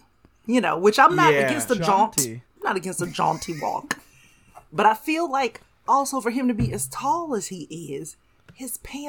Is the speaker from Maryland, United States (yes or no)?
no; Georgia, United States; I grew up in Georgia.